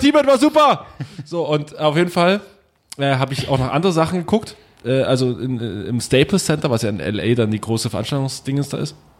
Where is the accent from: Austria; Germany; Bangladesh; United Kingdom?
Germany; wir kommen aus Deutschland